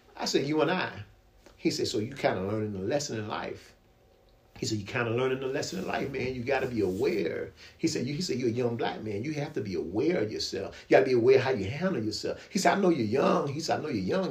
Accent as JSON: {"language": "English", "town": "Virginia Beach", "region": "Virginia", "country": "United States", "tie": "born or raised there", "also_born_or_lived": "Norfolk, Virginia", "said": "he moved us to a good area in Kempsville"}